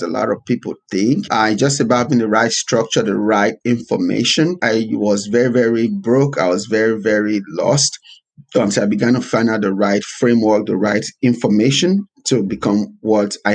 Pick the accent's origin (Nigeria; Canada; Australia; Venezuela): Nigeria; now in United States; I was born in Nigeria, so I was born to kind of a middle class family